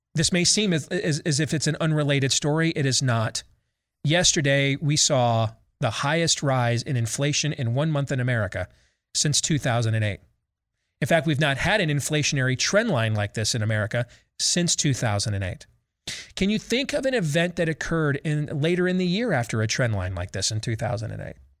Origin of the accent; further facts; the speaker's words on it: Iowa, United States; My home state of Iowa